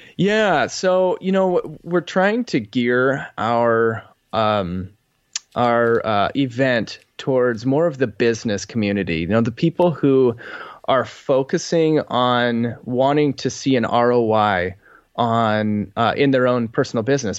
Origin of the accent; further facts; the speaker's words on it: Boise, Idaho, United States; moved away; I grew up in Boise, Idaho